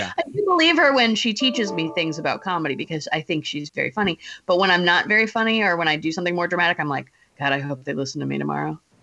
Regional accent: Ohio, United States; moved away; also born or lived in Michigan; I'm from Ohio originally, so we stayed Midwest.

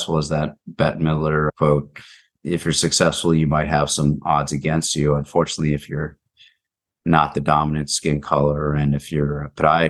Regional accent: Palo Alto, California, United States; also born or lived in New Jersey; I was born in Palo Alto and came back to Palo Alto for junior high and high school, but lived in New Jersey

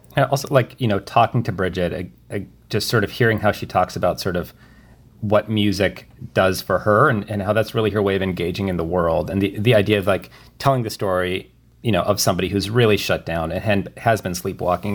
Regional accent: rural Minnesota, United States; moved away; my my hometown in rural Minnesota

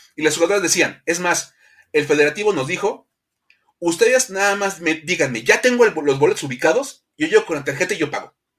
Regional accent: Mexico; cómo somos los mexicanos

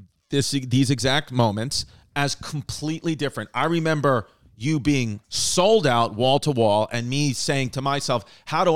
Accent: New York City, New York, United States; I'm proud New Yorker, the tough guy, Staten Island, Brooklyn

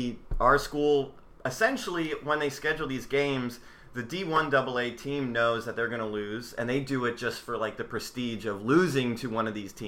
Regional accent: Northern Virginia, United States; I'm from Northern Virginia.

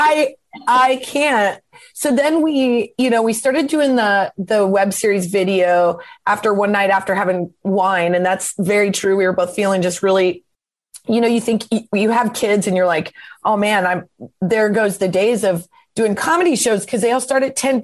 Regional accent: Nebraska, United States; moved away as an adult; also born or lived in Lincoln, Nebraska; now in Los Angeles, United States; we're both from Nebraska. I'm from a really small town and I went to school in Lincoln

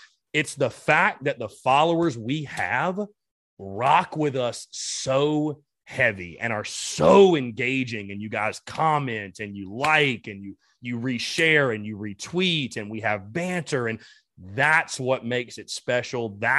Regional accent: North Augusta, South Carolina, United States; it's just an hour from Columbia, pretty close, but we grew up right there on the Savannah River.

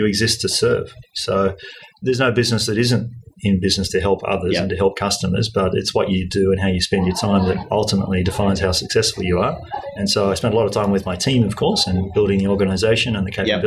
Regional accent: Australia; I grew up here in Australia.

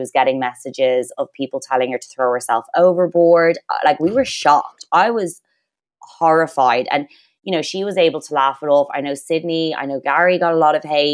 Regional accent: Ireland; we're Irish

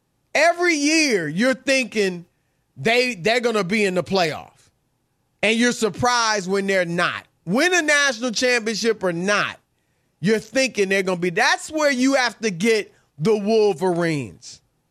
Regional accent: Ohio, United States; Look, Rob, I grew up mostly in Ohio, never in Michigan.

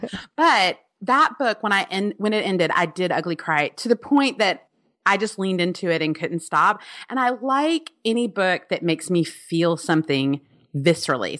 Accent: Alabama, United States; I'm from Alabama

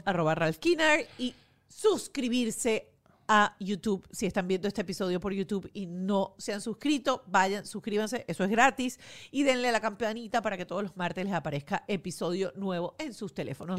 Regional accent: Venezuela; now in United States; para nosotros los venezolanos, este, muy importante, biólogo. Eh, todos los que pasamos por, por el colegio o por, el bachillerato, pues tuvimos los libros de Serafín Masparrota

